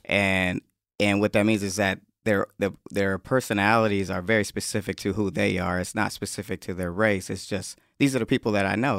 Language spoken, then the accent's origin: English; Atlanta, Georgia, United States; moved away; also born or lived in Connecticut; I'm from Atlanta and everybody's a rapper in Atlanta